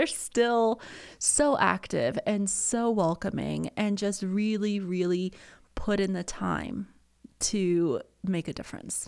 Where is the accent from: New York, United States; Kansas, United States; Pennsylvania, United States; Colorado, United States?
Colorado, United States; I grew up in Colorado. I've been here since middle school all around, and my high school experience in Summit County